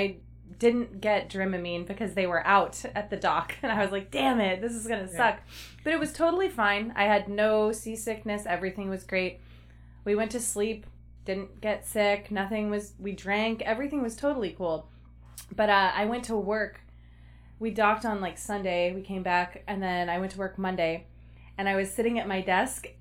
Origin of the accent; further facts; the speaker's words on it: East Coast, United States; now in Shasta County, California, United States; I moved to California. That's like across the country for me. I'm from the East Coast